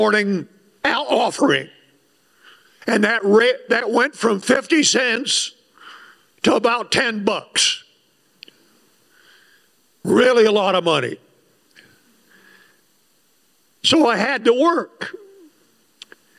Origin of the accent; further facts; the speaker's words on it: Wilder, Idaho, United States; I'm from Wilder